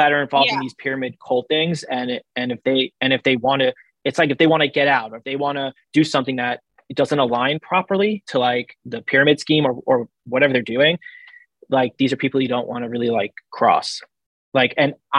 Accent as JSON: {"language": "English", "area": "Long Island", "region": "New York", "country": "United States", "said": "I'm from Long Island"}